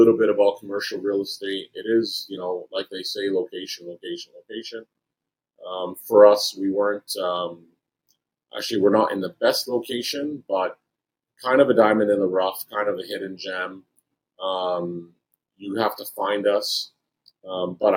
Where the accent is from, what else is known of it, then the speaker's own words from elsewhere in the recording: Edmonton, Alberta, Canada; born and raised in Edmonton, moved around a little bit within Alberta.